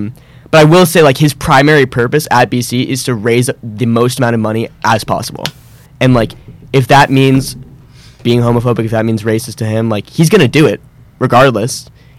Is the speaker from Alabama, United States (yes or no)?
no; West Palm Beach, Florida, United States; moved away as an adult; now in Boston, United States; I'm from West Palm Beach, Florida.